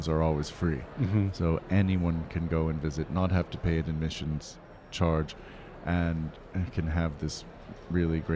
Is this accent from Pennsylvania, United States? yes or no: yes; New Castle, Pennsylvania, United States; I grew up in Newcastle, Pennsylvania